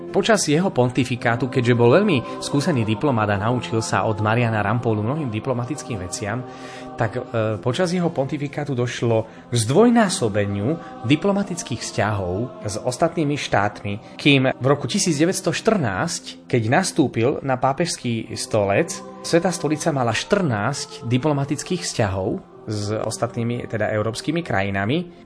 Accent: Slovakia; My sme sa Slováci

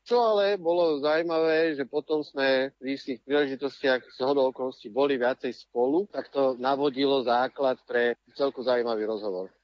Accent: Bratislava, Bratislava Region, Slovakia; moved away; also born or lived in Czech Republic; Kvôli jeho práci sme sa odsťahovali do Čech, lebo ja som sa narodil v Bratislave, kde som boli na rôznych dvoch miestach a potom, keď som bol v 7. triede, tak som sa vrátil späť do Bratislavy aj spolu s rodičmi.

